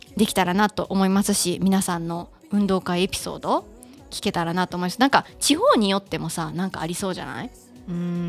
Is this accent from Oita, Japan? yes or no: no; Kansai, Mie, Japan; accent: Kansai dialect (Mie dialect); 家族とかと喋る時は、こう、関西弁になって